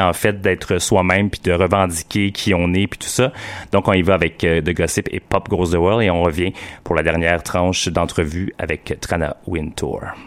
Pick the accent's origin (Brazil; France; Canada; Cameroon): Canada; Quebec; quand on est québécois